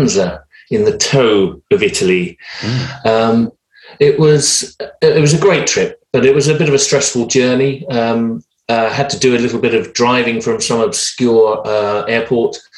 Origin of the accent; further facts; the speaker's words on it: London, United Kingdom; I was from London